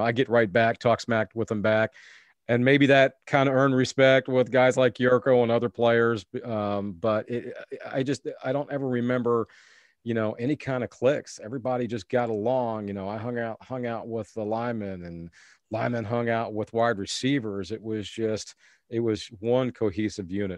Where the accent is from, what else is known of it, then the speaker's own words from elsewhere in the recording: Decatur, Illinois, United States; moved away as an adult; also born or lived in Georgia; WAND there in my hometown, Decatur, Illinois